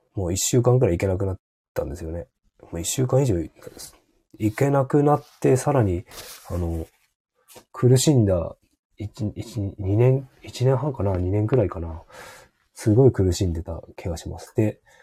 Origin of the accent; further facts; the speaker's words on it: Hokkaido, Japan; 北海道だと広すぎて、例えば僕の田舎の地元